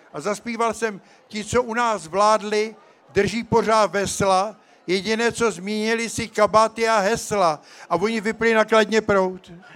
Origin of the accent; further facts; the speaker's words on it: České Budějovice, South Bohemian Region, Czechia; moved away; jsem tady v Českých Budějovicích, protože své mládí jsem prožil v Nemanicích